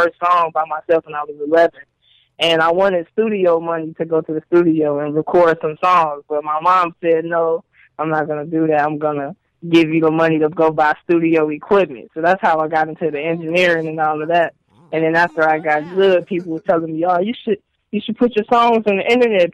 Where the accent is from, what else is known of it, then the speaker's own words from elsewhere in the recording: Chicago, Illinois, United States; I'm from Chicago